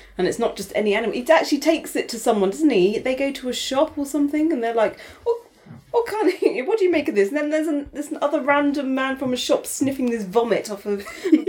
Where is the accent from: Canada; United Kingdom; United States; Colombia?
Canada; As a Canadian.